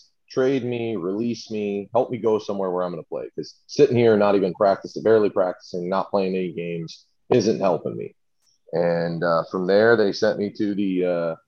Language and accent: English; St. Louis, Missouri, United States; growing up in St. Louis, my family, we were big Blues fans.